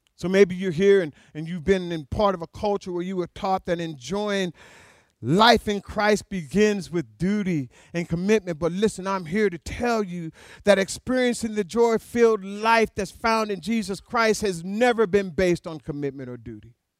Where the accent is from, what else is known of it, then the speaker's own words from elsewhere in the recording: Alaska, United States; I was born and raised in Alaska